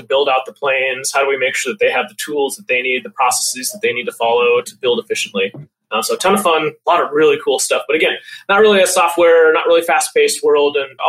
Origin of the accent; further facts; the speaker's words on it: north central Montana, United States; moved away as an adult; also born or lived in Seattle area; now in Seattle, United States; I originally grew up in Montana. So I'm a Montana farm boy, born and raised. Small town, less than 1,000 people, kind of in north central Montana